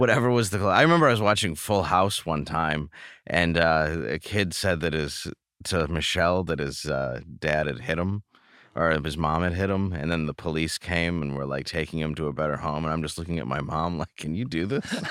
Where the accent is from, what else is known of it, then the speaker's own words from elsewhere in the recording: Grosse Pointe Woods, Michigan, United States; also born or lived in Detroit, Michigan; I grew up in, uh, Grosse Pointe Woods, Michigan. I was born in Detroit.